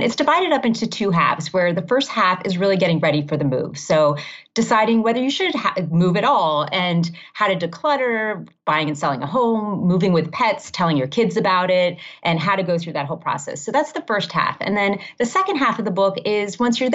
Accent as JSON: {"language": "English", "town": "Miami", "region": "Florida", "country": "United States", "tie": "born or raised there", "also_born_or_lived": "Massachusetts / Maryland / Ohio / California", "moved": "yes", "lives_now": "Chicago, United States", "said": "I grew up in Miami"}